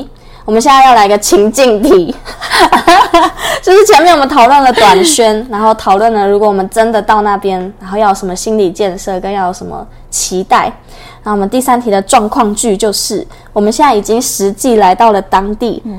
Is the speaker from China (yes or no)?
no; Taiwan; 很高兴今天能够来到这边